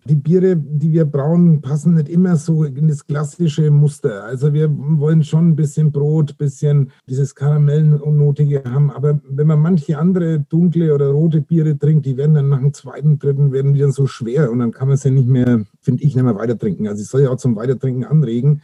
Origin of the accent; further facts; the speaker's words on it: Nuremberg, Bavaria, Germany; moved away as an adult; also born or lived in Berlin; dann kam ich 2003 wieder nach Nürnberg in meine Heimatstadt